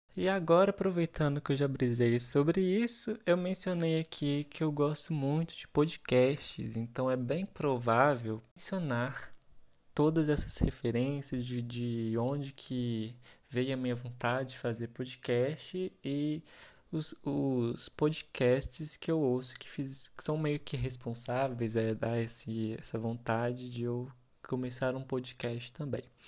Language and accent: Portuguese; Minas Gerais, Brazil; Eu sou aqui de Minas Gerais